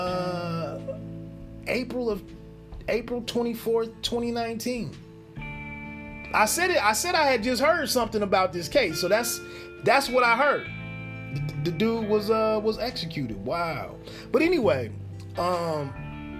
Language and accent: English; Dayton, Ohio, United States; also born or lived in San Diego, California; I'm home from the Navy, from San Diego, back here in Dayton, Ohio.